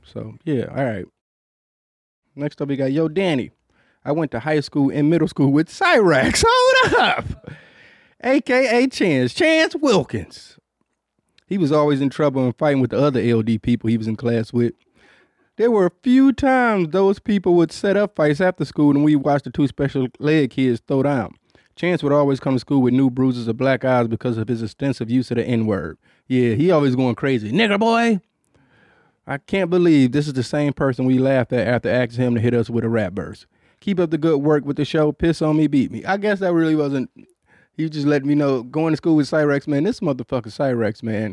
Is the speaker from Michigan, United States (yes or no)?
yes; Detroit, Michigan, United States; I grew up in Detroit